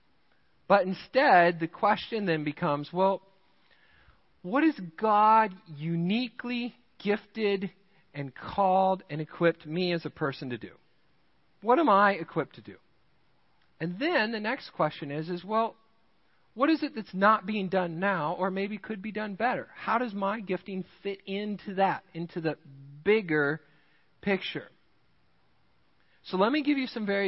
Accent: Rochester, Minnesota, United States; now in Midland, United States; I grew up in Rochester, Minnesota, the home of Mayo Clinic

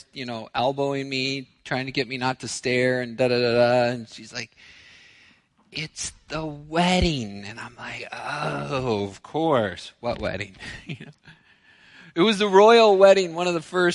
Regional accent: United States; I'm American

